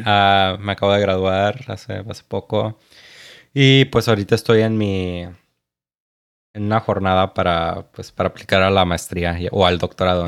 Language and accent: Spanish; Tapachula, Chiapas, Mexico; moved away; also born or lived in United States (birthplace); yo me fui a vivir con papá a Chiapas. Tengo doble nacionalidad y pues, y pues ahí me crié.